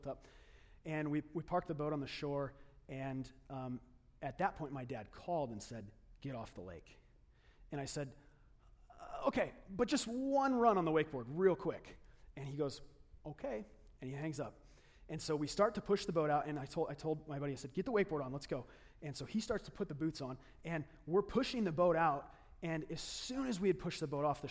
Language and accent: English; Lake Havasu City, Arizona, United States; moved away; I grew up in Lake Havasu City